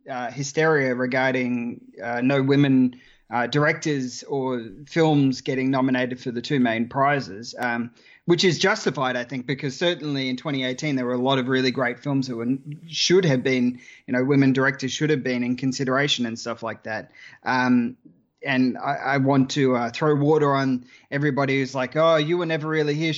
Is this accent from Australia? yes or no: yes; Australia; accent: Australian; I'm Australian.